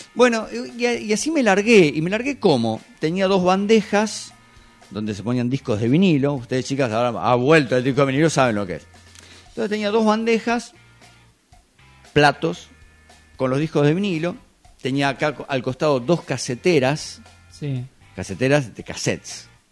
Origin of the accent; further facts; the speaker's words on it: General Madariaga, Buenos Aires Province, Argentina; moved away; en una radio que estaba en, mi pueblo, Madariaga